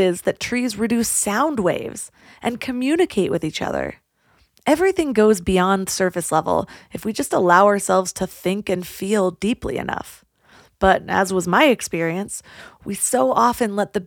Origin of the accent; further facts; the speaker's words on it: California, United States; growing up in California, the beauty of nature was just so commonplace